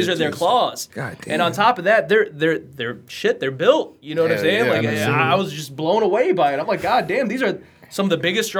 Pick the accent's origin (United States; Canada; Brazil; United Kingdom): United States; accent: American; they know that we're American right away. They can hear it in our voices